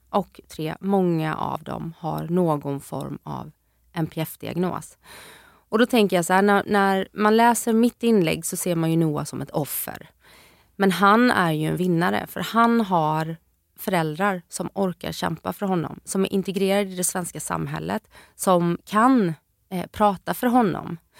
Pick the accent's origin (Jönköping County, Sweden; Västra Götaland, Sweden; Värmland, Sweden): Jönköping County, Sweden; Jönköping; moved away; hemma hos min mamma nere i Jönköping där jag är ifrån